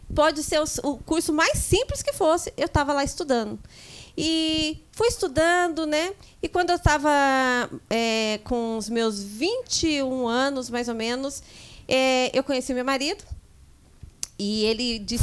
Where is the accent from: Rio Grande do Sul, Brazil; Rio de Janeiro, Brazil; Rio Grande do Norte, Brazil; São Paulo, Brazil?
São Paulo, Brazil; São José dos Campos; nasci em São Paulo e viemos para São José dos Campos ainda pequena, é, com cinco anos de idade. E com ao longo do tempo a gente foi crescendo num bairro daqui de São José dos Campos, zona leste de São José dos Campos